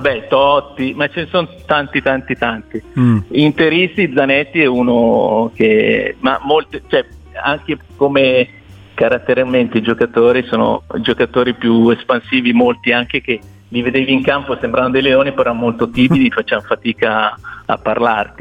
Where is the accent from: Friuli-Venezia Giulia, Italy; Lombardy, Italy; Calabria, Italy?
Lombardy, Italy; Cusago; io sono di Cusago, Trezzano sul Naviglio